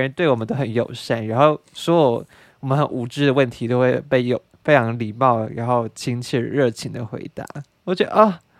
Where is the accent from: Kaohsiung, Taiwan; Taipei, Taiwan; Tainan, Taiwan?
Taipei, Taiwan; 因为我是台北来的，我可以问一下，就是台中这附近有没有什么好吃的？